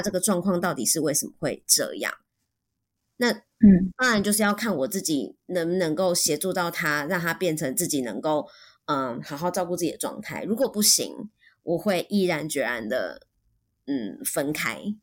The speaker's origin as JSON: {"language": "Chinese", "country": "Taiwan", "first_language": "Mandarin Chinese", "said": "我们在台湾都是用母语跟，就是用，用中文跟身边的朋友对话"}